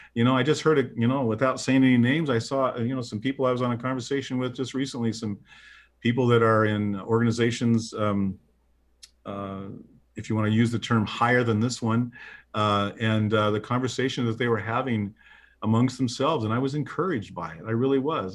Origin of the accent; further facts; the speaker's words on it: Midwest, United States; I'm a Midwesterner